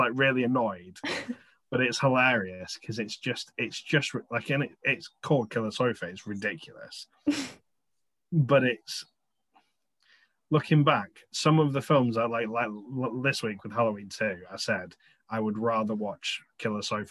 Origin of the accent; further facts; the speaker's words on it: England, United Kingdom; Being English